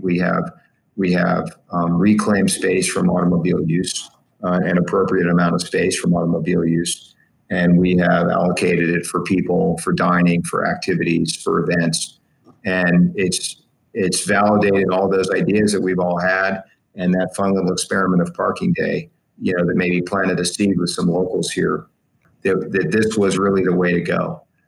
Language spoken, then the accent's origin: English; West Palm Beach, Florida, United States; in my city, in my hometown of West Palm